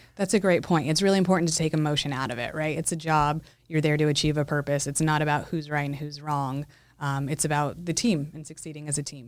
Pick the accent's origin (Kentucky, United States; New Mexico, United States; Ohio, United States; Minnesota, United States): New Mexico, United States; Los Alamos; I'm from Los Alamos, New Mexico.